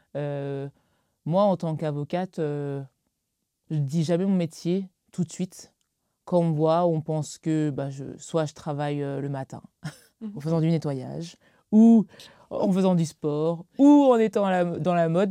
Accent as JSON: {"language": "French", "area": "Alsace", "region": "Grand Est", "country": "France", "tie": "born or raised there", "said": "j'ai grandi en Alsace"}